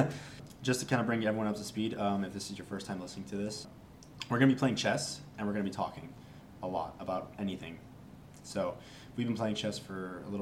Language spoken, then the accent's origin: English; Las Vegas, Nevada, United States; born or raised there; also born or lived in Los Angeles, California